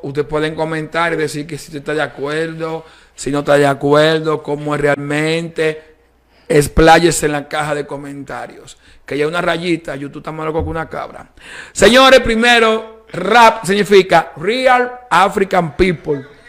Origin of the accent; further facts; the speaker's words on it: Dominican Republic; la cultura dominicana tenemos el merengue, bachata, bichuelo y carne